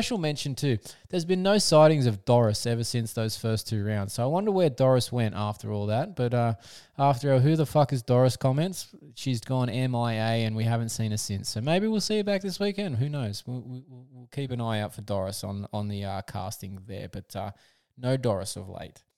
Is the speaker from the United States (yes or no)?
no; Australia; as an Aussie